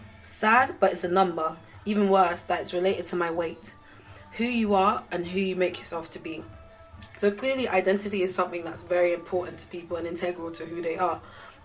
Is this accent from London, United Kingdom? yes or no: yes; London, United Kingdom; also born or lived in Oxford; I'm 19. I'm from Wood Green, North London